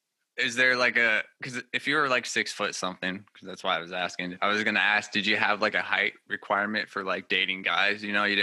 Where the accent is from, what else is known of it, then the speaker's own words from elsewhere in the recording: California, United States; moved away; I was born in California originally. So I have that California vibe. And so everybody thinks I'm from there anyway.